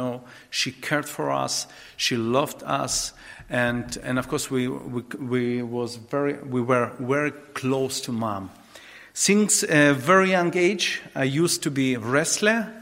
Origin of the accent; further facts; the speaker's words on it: Dnipro, Dnipropetrovsk Oblast, Ukraine; English is a second language; I actually was born in Ukraine, in the eastern part of Ukraine, in the city Dnipropetrovsk